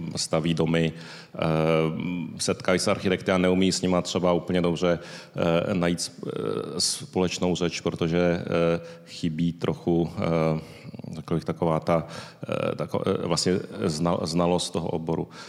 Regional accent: Tokyo, Japan; now in Prague, Czechia; Narodil jsem se v Tokiu

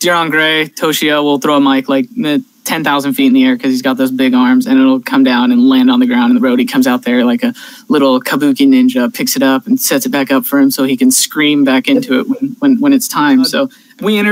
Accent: California, United States; my home state of California

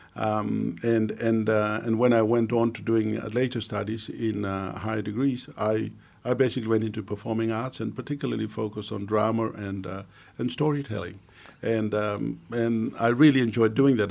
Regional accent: Mount Hagen, Western Highlands, Papua New Guinea; also born or lived in Australia; growing up in the Highlands

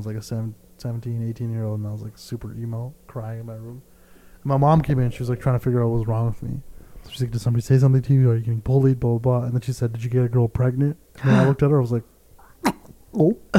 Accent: Canada; I'm Canadian

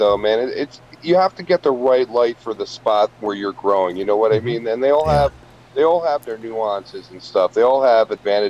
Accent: Poughkeepsie, New York, United States; my hometown here of Poughkeepsie.

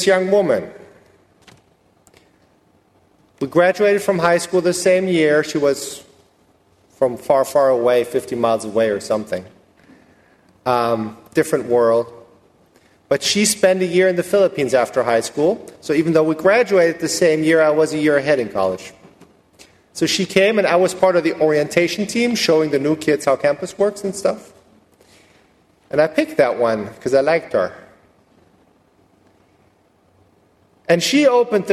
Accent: Germany; moved away as an adult; now in Rosenberg, United States; I was born and raised in Germany and came to the U.S. 11 years ago

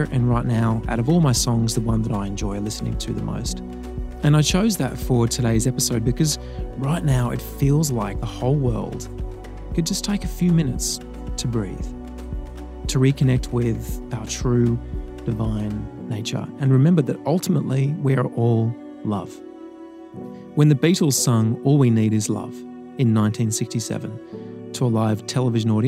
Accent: Sydney, New South Wales, Australia; growing up in Sydney

